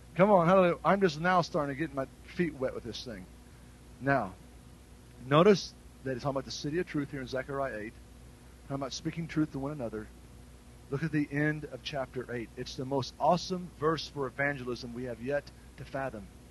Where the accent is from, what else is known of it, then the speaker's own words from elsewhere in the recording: United States; I'm an American citizen